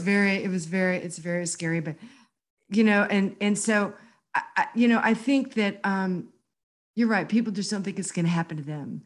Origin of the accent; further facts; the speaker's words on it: Houston, Texas, United States; I went back to graduate school at University of Houston, my hometown